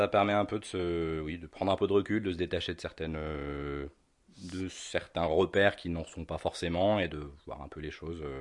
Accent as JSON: {"language": "French", "country": "Algeria", "tie": "born or raised there", "also_born_or_lived": "London / Tunisia", "lives_now": "France", "said": "je suis né à Londres. {S0} D'accord. {S1} Euh, J'y ai passé ma tendre enfance et le reste de mon enfance en Algérie"}